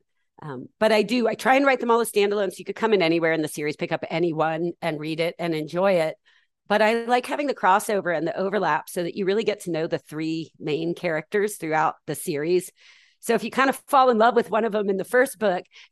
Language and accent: English; Atlanta, Georgia, United States; I was raised in the South in Atlanta in the 80s